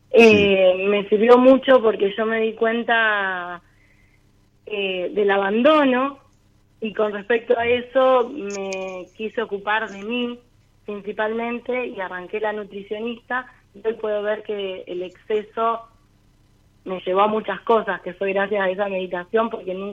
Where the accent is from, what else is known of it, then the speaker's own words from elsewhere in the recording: Rosario, Santa Fe, Argentina; De Rosario